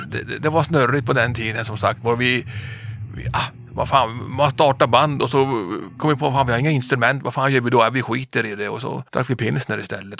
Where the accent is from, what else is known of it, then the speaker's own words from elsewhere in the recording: Kiruna, Norrbotten County, Sweden; moved away as an adult; also born or lived in Gothenburg; född och uppvuxen i Kiruna